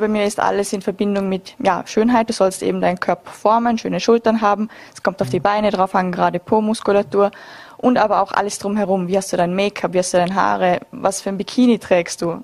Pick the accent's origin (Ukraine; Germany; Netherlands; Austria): Austria; bei uns in Österreich